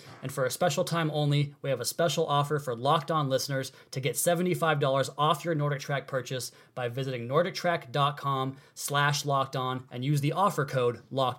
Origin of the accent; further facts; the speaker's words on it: Pacific Northwest, United States; as a kid, I grew up in the Pacific Northwest.